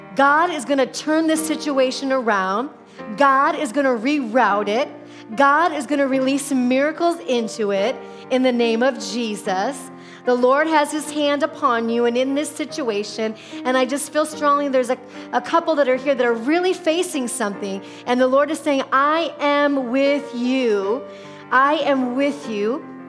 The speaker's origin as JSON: {"language": "English", "region": "Midwest", "country": "United States", "moved": "yes", "lives_now": "Arizona, United States", "said": "I come from the Midwest where all the neighbors"}